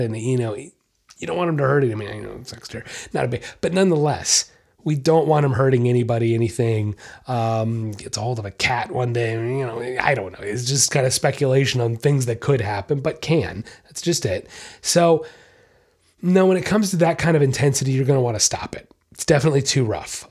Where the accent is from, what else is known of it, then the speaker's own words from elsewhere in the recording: Treasure Coast, Florida, United States; Nice little local place right here in my hometown